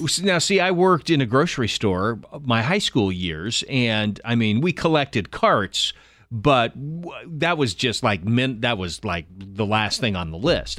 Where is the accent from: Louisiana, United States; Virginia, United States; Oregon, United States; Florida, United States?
Oregon, United States; Willamette Valley; Growing up in the Willamette Valley